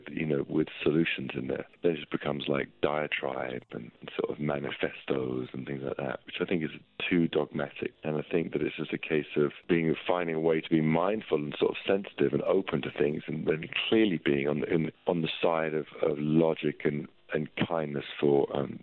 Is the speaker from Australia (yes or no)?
no; London, United Kingdom; Growing up in where I grew up in North London